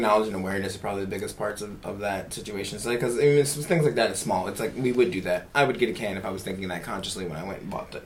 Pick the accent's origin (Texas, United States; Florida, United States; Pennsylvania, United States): Pennsylvania, United States; Philadelphia; now in Jacksonville, United States; I'm from Philly